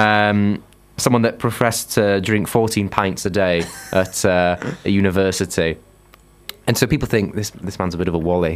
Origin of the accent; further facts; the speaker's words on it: Huddersfield, Yorkshire and the Humber, United Kingdom; I'm from Huddersfield.